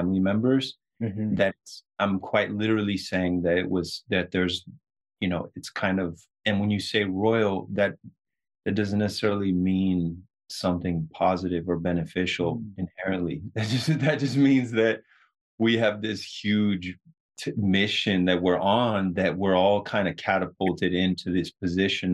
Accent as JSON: {"language": "English", "region": "Southern California", "country": "United States", "tie": "born or raised there", "said": "us kind of growing up in Southern California"}